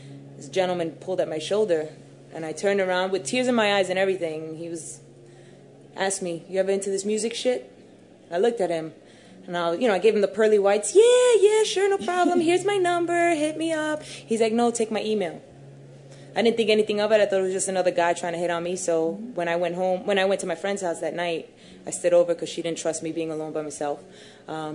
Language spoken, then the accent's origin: English; New York City, New York, United States; I was raised in Brooklyn